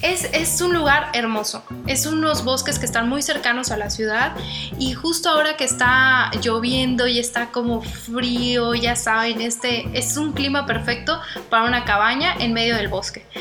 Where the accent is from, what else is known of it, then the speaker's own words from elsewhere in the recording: Guadalajara, Jalisco, Mexico; yo soy de Guadalajara y yo estoy enamorada de mi ciudad